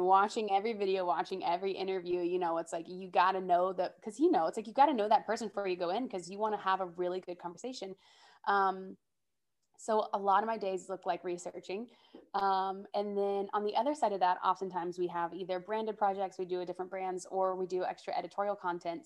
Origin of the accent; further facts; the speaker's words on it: Georgia, United States; now in New York City, United States; I'm originally from Georgia, but I currently live in New York City